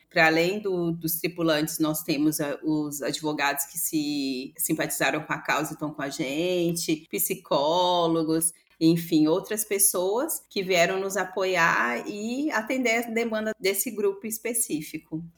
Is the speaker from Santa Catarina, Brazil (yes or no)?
no; Belo Horizonte, Minas Gerais, Brazil; eu cresci num bairro periférico de Belo Horizonte, que é o bairro Serra Verde, Passei toda a minha infância e adolescência lá nesse bairro, em BH.